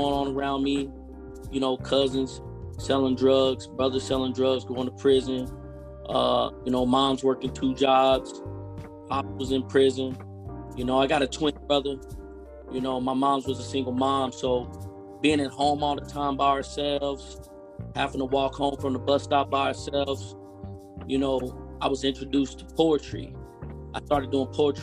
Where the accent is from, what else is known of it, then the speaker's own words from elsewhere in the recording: Spencer, Oklahoma, United States; I'm from Oklahoma, a small town named Spencer